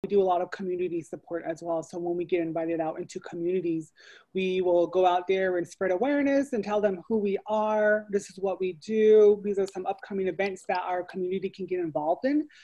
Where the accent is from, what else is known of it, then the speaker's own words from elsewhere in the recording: Chinle, Arizona, United States; I am originally from Chinle, Arizona, on the Navajo Reservation, so I am Navajo, or Diné